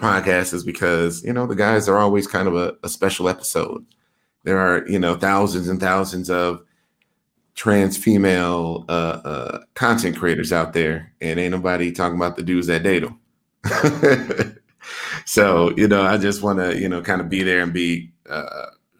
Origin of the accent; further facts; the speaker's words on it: Wisconsin, United States; moved away; I'm from Wisconsin originally